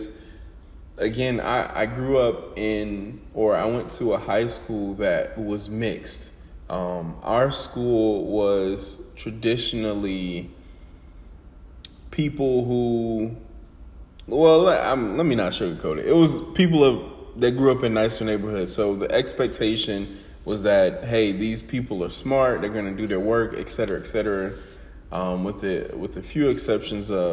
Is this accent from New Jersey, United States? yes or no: no; Atlanta, Georgia, United States; moved away as an adult; now in Macon, United States; my journey of growing up in the hoods of Atlanta